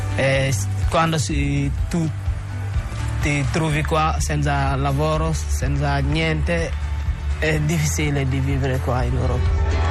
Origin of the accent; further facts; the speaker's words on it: Senegal; moved away as an adult; now in Italy; vengo dal Senegal. Sono arrivato in Italia a settembre duemilatredici